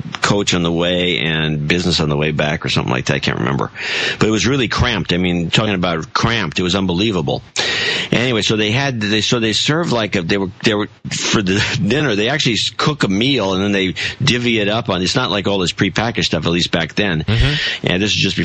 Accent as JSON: {"language": "English", "country": "United States", "said": "as an American"}